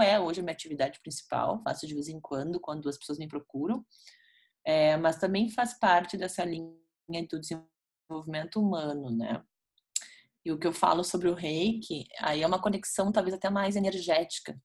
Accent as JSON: {"language": "Portuguese", "town": "Porto Alegre", "region": "Rio Grande do Sul", "country": "Brazil", "tie": "born or raised there", "said": "Eu sou natural de Porto Alegre, né, Cris? Nasci aqui, moro aqui hoje também atualmente."}